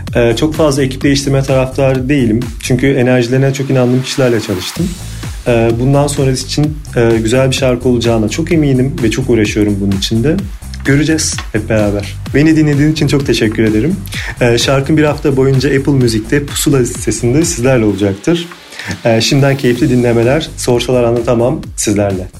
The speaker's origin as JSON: {"language": "Turkish", "region": "İzmir", "country": "Turkey", "tie": "born or raised there", "said": "1987 İzmir doğumluyum."}